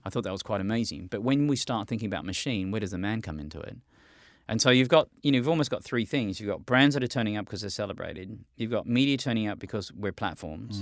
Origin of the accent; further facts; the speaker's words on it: Australia; I'm an Australian